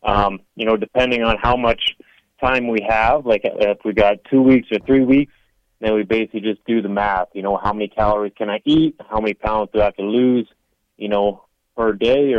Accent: Canada; I've fought in my home country, obviously in like Toronto, Canada

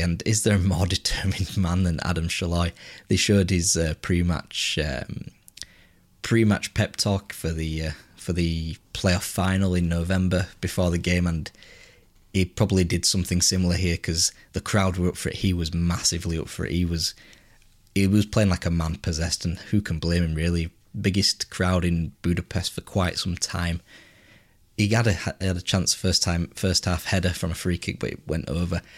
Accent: England, United Kingdom; being English

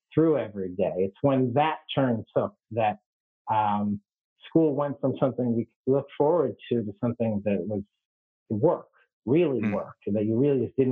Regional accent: Worcester, Massachusetts, United States; moved away as an adult; also born or lived in Atlanta, Georgia / Somaliland; I grew up in Worcester, Massachusetts

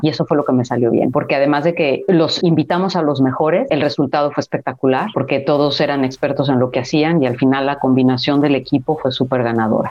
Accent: Mexico; moved away as an adult; also born or lived in United States; como mujer hispana o como mujer mexicana en la cultura americana

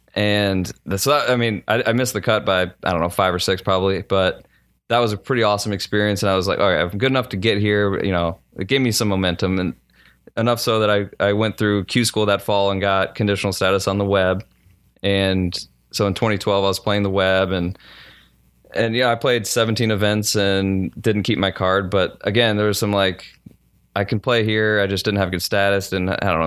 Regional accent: St. Louis, Missouri, United States; moved away as an adult; I grew up in Saint Louis

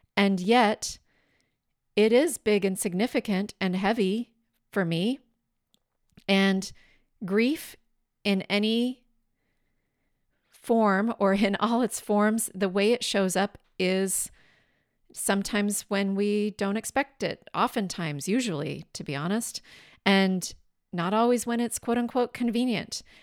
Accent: southeastern Washington State, United States; now in California, United States; my hometown in southeastern Washington State.

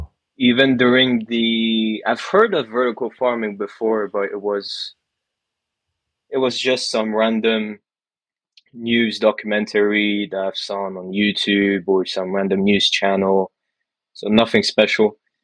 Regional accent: Dubai, United Arab Emirates; also born or lived in England; now in France; I was born in France, then quickly moved to Dubai, Abu Dhabi as well, where I lived pretty much 17 years before moving to England

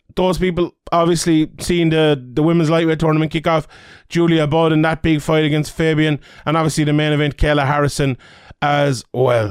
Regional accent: Ireland; being an Irish man

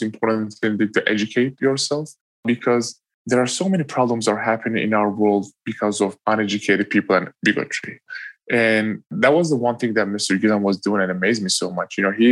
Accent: Eastern Turkey, Turkey; moved away; growing up in Turkey. You know, I grew up east side of Turkey

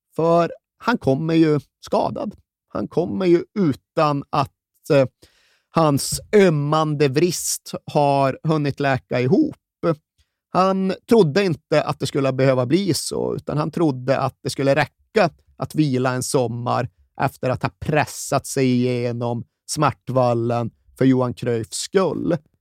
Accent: Sweden; vi svenskar

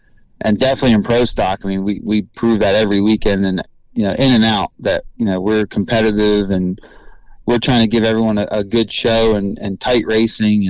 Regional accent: Maple Grove, Pennsylvania, United States; And it's my hometown.

